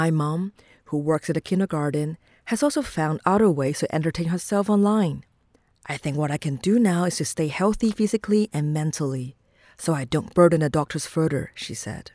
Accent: Wuhan, Hubei, China; moved away as an adult; now in Shenzhen, China; my hometown Wuhan

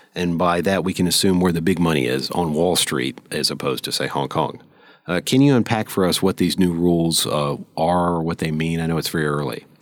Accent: United States; as an American

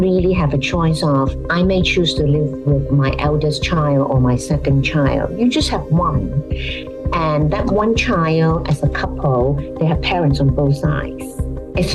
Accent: Hong Kong; If you think about Hong Kong, I mean, I come from Hong Kong.

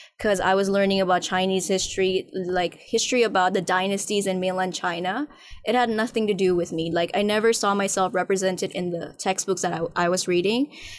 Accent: Nepal; now in Hong Kong; And then later my mom gave birth to me here. But actually, I was raised in Nepal.

